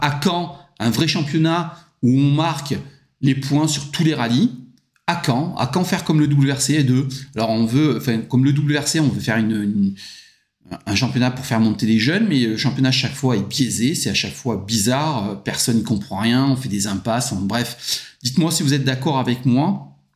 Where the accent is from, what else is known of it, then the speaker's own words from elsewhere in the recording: France; je suis français